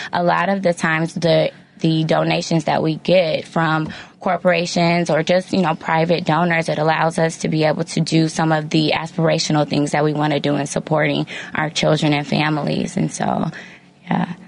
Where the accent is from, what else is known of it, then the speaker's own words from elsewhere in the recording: Hazel Crest, Illinois, United States; I grew up in Hazel Crest, Illinois.